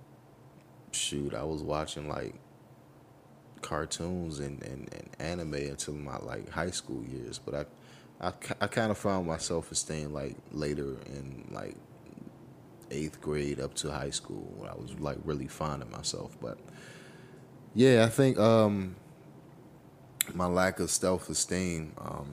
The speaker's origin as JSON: {"language": "English", "country": "United States", "tie": "born or raised there", "said": "as a youth, as a child, growing up in America"}